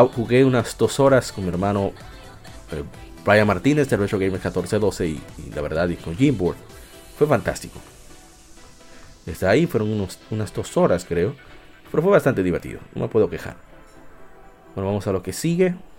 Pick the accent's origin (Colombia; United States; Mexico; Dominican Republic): Dominican Republic; nosotros los dominicanos